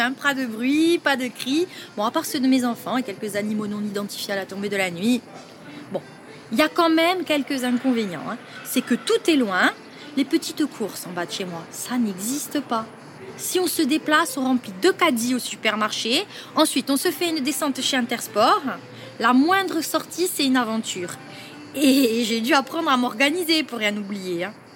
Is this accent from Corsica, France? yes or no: yes; Corsica, France; Je vis et je suis née en Corse. Et comme on dit chez nous, on est Corse avant d'être.